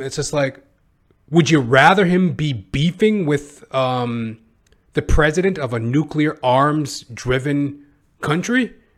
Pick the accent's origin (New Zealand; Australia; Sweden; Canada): Canada; as a Canadian